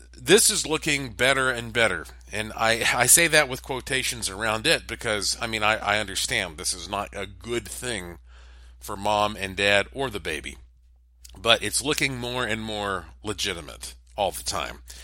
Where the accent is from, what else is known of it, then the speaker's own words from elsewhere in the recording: Asheville, North Carolina, United States; my hometown, Asheville, North Carolina